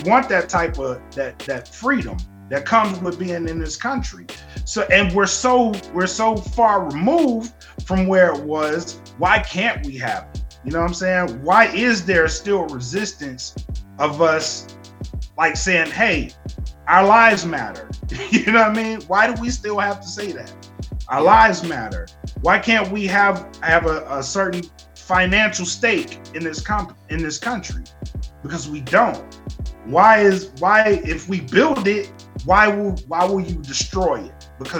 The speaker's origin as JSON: {"language": "English", "country": "United States", "said": "being born here almost doesn't seem like it matters, because we're born in America, we are American, and why aren't we treated like that all the time?"}